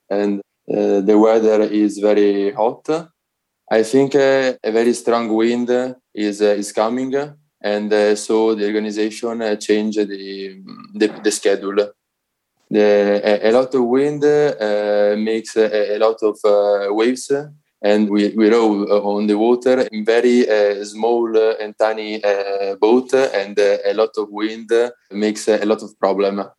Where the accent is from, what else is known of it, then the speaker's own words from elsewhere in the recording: Italy; I'm a rower and uh, I'm from Italy.